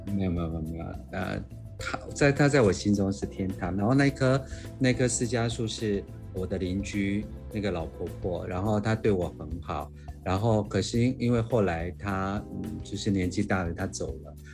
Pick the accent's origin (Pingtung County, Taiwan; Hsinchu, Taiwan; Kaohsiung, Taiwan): Kaohsiung, Taiwan; 我来自于一个医学的家庭，其实我们家三代都是牙医，所以哇。基本上我们家在高中职业已经一百年了